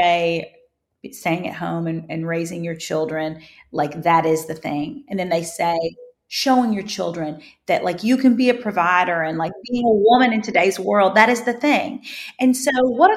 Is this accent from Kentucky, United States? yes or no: yes; Kentucky, United States; I grew up in Kentucky on a farm.